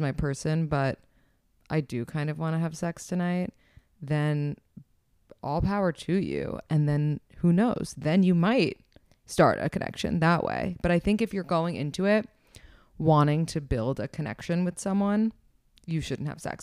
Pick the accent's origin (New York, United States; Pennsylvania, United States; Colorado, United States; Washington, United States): New York, United States; New York City; I am twenty-nine and I'm from New York City originally.